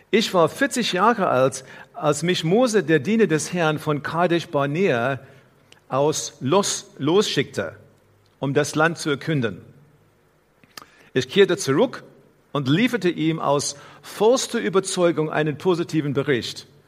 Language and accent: German; South Africa; Hier in unserer Versammlung heute gibt es Menschen aus verschiedenen Ländern. Ich bin in Südafrika aufgewachsen und so weiter.